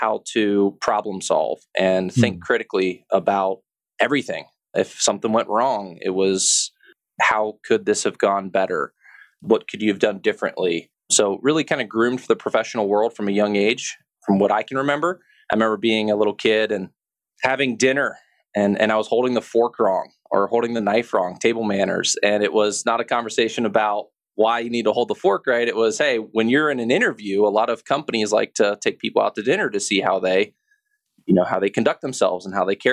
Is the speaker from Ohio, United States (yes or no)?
yes; Cincinnati, Ohio, United States; also born or lived in Midland, Michigan / Houston, Texas; And that's really where I kind of grew up, is in Cincinnati, Ohio.